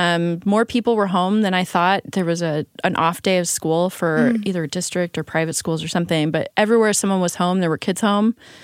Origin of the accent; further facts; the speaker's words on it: Colorado, United States; I'm from Colorado.